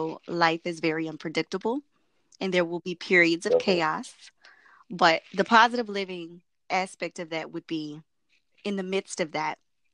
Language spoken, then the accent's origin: English; Merritt Island, Florida, United States; I was born and raised in Merritt Island, Florida